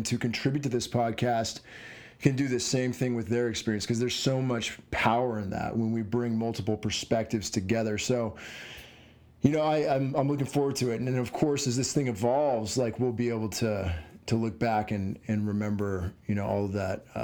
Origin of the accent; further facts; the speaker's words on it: Southern New Mexico, United States; I grew up in Southern New Mexico, which is not Tampa, Florida.